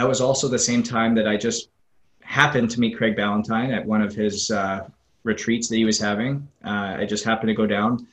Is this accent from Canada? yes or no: yes; Northwest Canada, Canada; moved away as an adult; also born or lived in Southwest Florida; now in Florida, United States; it's a long road from Northwest Canada down to Southwest Florida, where I currently am